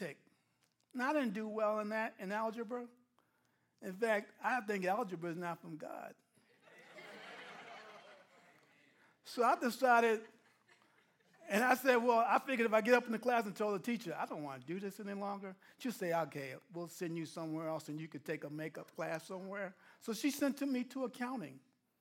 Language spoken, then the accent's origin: English; New York, United States; I'm a New Yorker, plain and simple